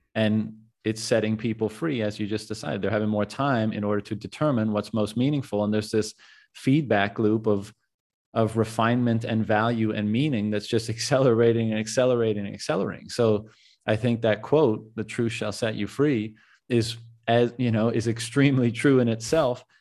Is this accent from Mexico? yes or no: no; Canada; moved away; I'm a Canadian as well